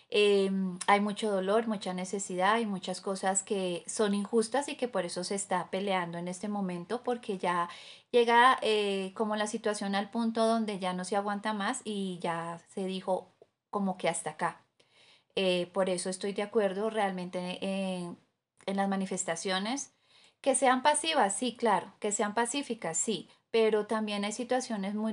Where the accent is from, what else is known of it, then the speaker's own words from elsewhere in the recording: Colombia; a nosotros como colombianos nos duele ver el país